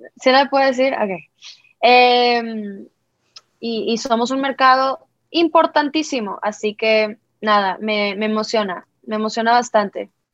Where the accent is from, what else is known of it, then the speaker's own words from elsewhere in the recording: Monterrey, Nuevo León, Mexico; yo que soy del norte de México, de Monterrey